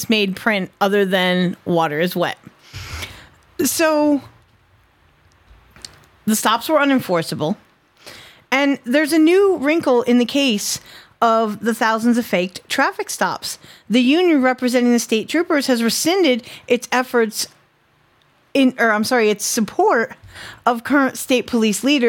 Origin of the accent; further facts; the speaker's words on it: Connecticut, United States; My home state